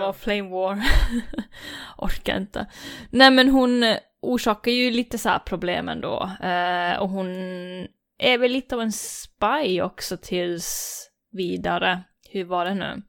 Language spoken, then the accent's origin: Swedish; Gothenburg, Västra Götaland, Sweden; accent: Gothenburg dialect (göteborgska); Här kommer jag med min göteborgska